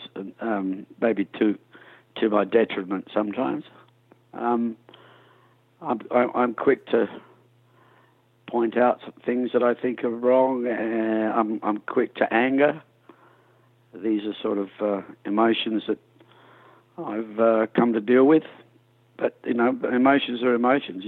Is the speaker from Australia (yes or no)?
yes; Adelaide, South Australia, Australia; also born or lived in England; My early days in the 60s, growing up in Adelaide, South Australia